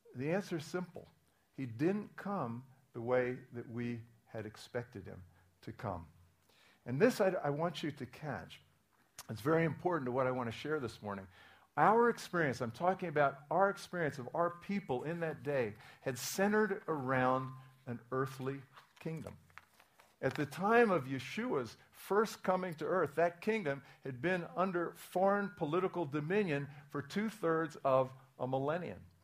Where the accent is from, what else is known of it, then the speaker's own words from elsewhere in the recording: Williamsport, Pennsylvania, United States; I was born in 1949, around the time that uh, Noah got everybody into the ark. Um, in, uh, in Williamsport, Pennsylvania, it's a Reformed Jewish home. Um, in the 1950s, the highlight of my life was Little League Baseball.